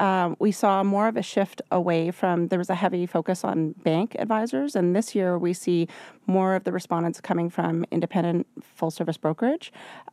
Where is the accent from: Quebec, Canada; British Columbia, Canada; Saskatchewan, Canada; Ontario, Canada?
British Columbia, Canada; Vancouver; I'm from Vancouver.